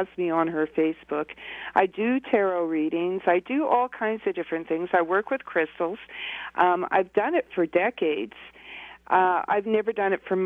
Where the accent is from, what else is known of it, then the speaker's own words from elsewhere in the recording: Canada; here in my hometown in Canada